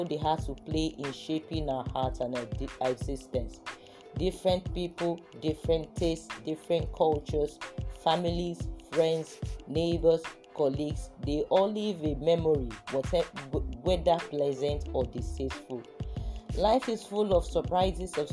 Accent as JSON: {"language": "English", "region": "Lagos", "country": "Nigeria", "tie": "born or raised there", "said": "I was actually born in Lagos. I grew up in Lagos."}